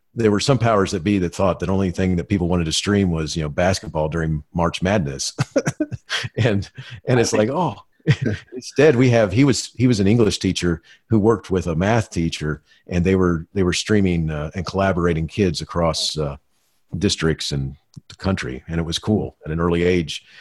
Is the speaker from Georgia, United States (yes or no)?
no; Florida, United States; I grew up in Florida watching the Apollo uh, moonshots